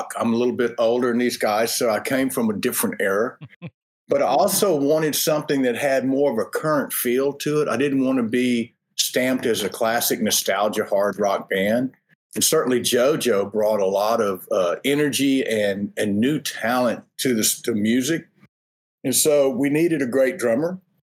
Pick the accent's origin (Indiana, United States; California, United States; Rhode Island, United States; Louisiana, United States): Louisiana, United States; now in Texas, United States; I'm in Texas. I'm from Louisiana.